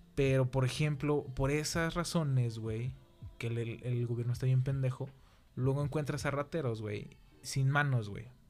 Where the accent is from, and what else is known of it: Mexico